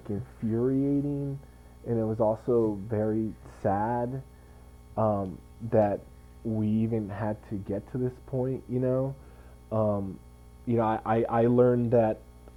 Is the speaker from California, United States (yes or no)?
yes; Santa Barbara, California, United States; I was born and raised in Santa Barbara